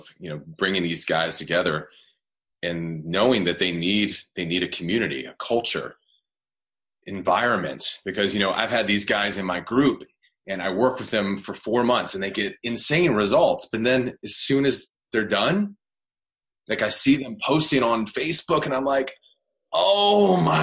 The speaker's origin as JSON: {"language": "English", "region": "the South", "country": "United States", "said": "I'm from the South. I don't know if you know anything about the South. They have a little, like, Southern draw"}